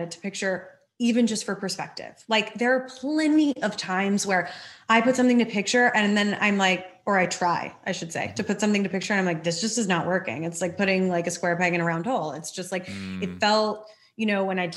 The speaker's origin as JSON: {"language": "English", "town": "Dallas", "region": "Texas", "country": "United States", "tie": "born or raised there", "said": "I grew up in Dallas"}